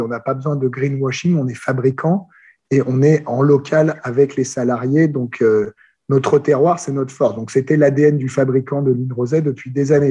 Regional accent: France; accent: French; J'ai gardé un bon accent français, mais j'ai pas mal voyagé

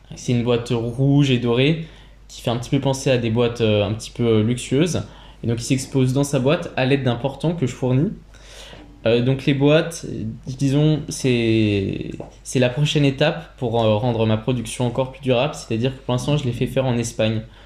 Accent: Burgundy, Bourgogne-Franche-Comté, France; je viens de Bourgogne

